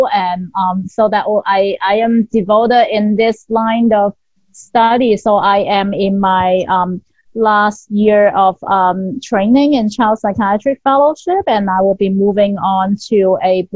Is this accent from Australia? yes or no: no; Hong Kong; I'm from Hong Kong